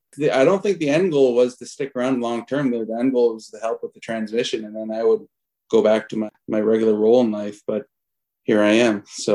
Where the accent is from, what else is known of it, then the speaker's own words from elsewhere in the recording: Alliston, Ontario, Canada; I grew up in Alliston for the most part. So my story is, grew up in rural central Ontario